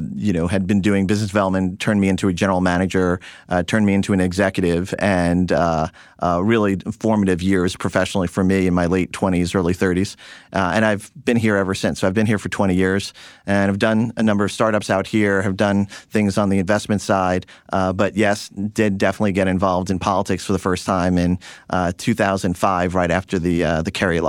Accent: Long Island, New York, United States; I was born and bred in Long Island, New York, to a doctor's family.

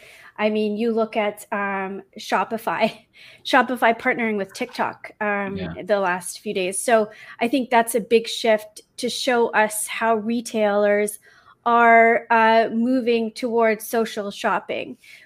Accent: United Kingdom; also born or lived in London / Toronto / Vancouver / Congo; Yes. Well, because I'm British, I usually would cheer for England.

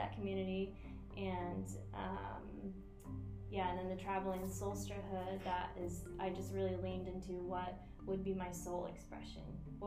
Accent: Iowa, United States; now in St. Petersburg, United States; From Iowa.

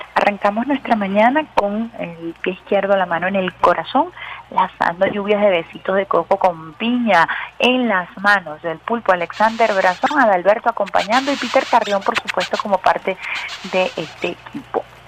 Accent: Venezuela

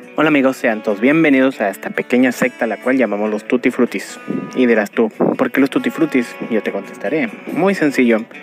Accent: Chihuahua, Mexico; tengo 30 años, soy de Chihuahua, México.

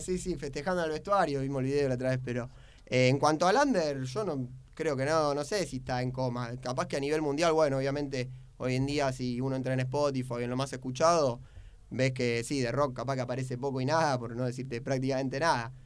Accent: Buenos Aires, Argentina; yo soy de Linier Villaluro

